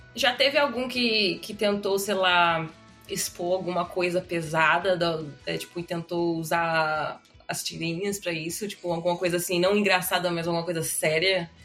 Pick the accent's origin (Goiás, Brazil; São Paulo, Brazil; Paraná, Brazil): São Paulo, Brazil; Osasco; eu sou de Osasco